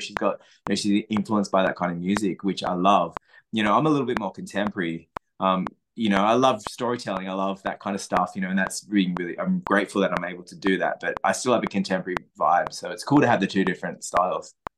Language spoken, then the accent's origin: English; Sussex Inlet, New South Wales, Australia; moved away; my hometown, Sussex Inlet